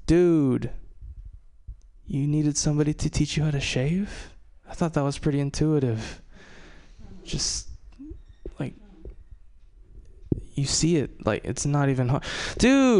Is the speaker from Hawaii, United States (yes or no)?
yes; Hawaii, United States; moved away; I'm from Hawaii. Love Hawaii. Love growing up in Hawaii